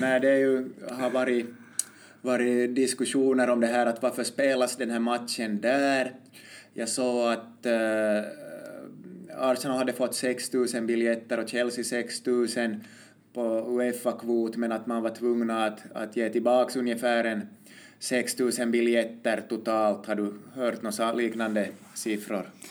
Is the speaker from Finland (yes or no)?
yes; Finland; vi är ju finländare